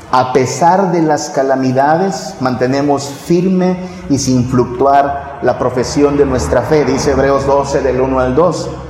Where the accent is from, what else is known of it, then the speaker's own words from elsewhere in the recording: northern Mexico, Mexico; moved away; allá en mi tierra en el norte